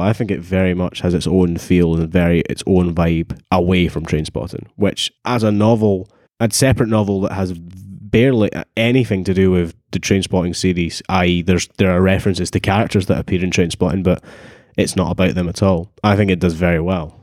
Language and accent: English; Dunfermline, Scotland, United Kingdom; I'm from Dunfermline